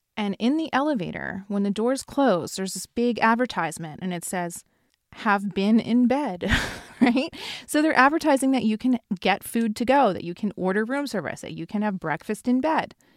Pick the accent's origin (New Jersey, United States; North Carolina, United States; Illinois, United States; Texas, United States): New Jersey, United States; now in Los Angeles, United States; growing up in New Jersey